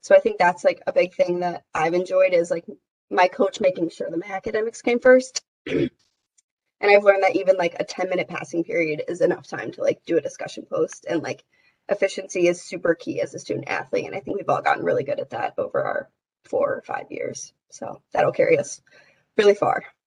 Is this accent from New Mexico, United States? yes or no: no; Indianapolis, Indiana, United States; moved away as an adult; now in Whitewater, United States; I'm a senior from Indianapolis